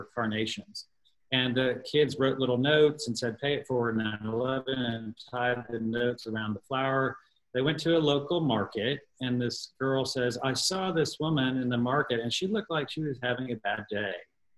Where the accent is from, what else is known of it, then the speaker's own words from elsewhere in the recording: Texas, United States; one of the last few times that the show had just come here to my home state of Texas before everything was canceled. And so when it came here to Austin